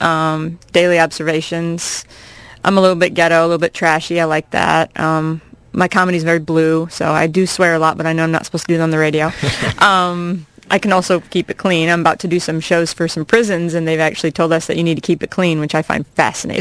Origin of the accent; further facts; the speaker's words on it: Iowa, United States; moved away as an adult; I grew up in Iowa, and uh, I'm 40. I've uh, I've actually been away from Iowa for half of my life